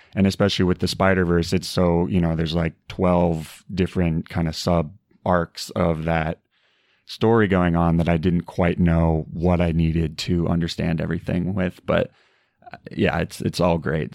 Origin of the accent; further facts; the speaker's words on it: Arizona, United States; moved away; I'm originally from Arizona